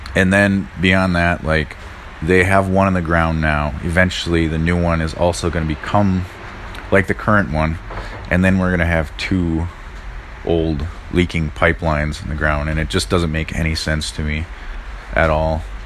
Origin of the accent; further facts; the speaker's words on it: Red Cliff, Wisconsin, United States; I'm from Red Cliff, Wisconsin, and we're right on the tippy top of Wisconsin